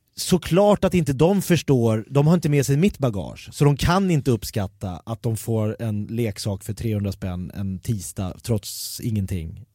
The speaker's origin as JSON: {"language": "Swedish", "town": "Jakobsberg", "region": "Stockholm County", "country": "Sweden", "tie": "born or raised there", "said": "när jag växte upp i Jakobsberg"}